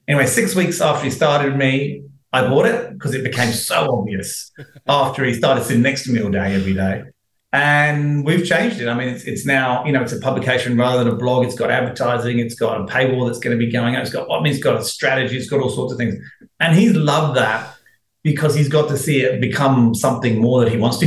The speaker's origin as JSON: {"language": "English", "country": "United Kingdom", "moved": "yes", "lives_now": "Australia", "said": "being British, I've been here 22 years now."}